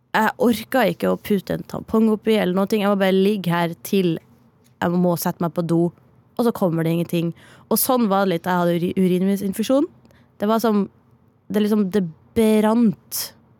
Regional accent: Northern Norway, Norway; accent: Northern Norwegian; moved away; jeg er nordlending

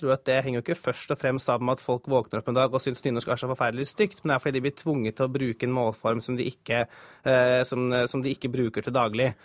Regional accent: Hedmark, Norway; jeg er fra Hedmark

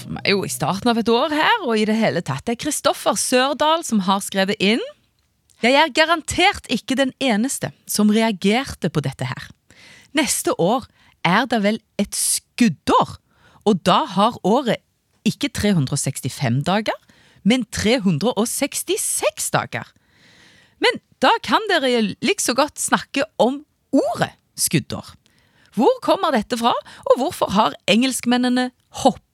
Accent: Bryne, Rogaland, Norway; accent: Jærsk; now in Trondheim, Norway; Opprinnelig fra Bryne, men har bodd både her og der. Og nå i Trondheim

